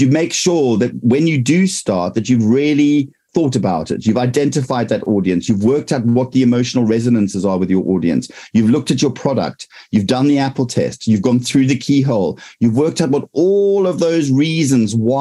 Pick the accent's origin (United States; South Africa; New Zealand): South Africa; now in United Kingdom; I'm from South Africa. So I have a past life in South Africa, but now I'm here